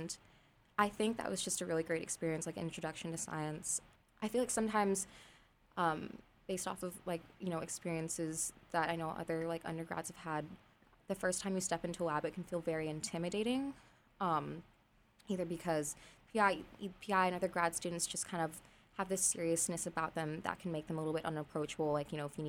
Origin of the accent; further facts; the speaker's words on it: Los Angeles, California, United States; I'm from Los Angeles.